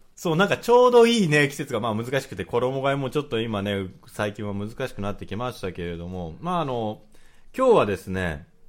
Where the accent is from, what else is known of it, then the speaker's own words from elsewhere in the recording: Tokyo, Japan; 東京生まれ東京育ち